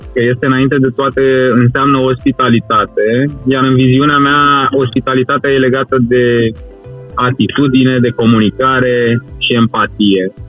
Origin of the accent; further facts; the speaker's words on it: Satu Mare, Satu Mare County, Romania; eu sunt din Ardealul extrem, din satul mare